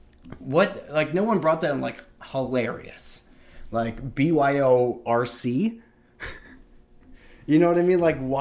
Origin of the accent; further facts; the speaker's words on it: Illinois, United States; when I grew up in Illinois, I used to walk to school